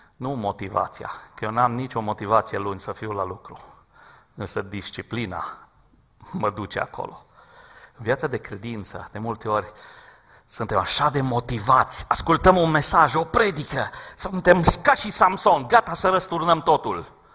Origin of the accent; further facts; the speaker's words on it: Romania; Și eu sunt român ca și voi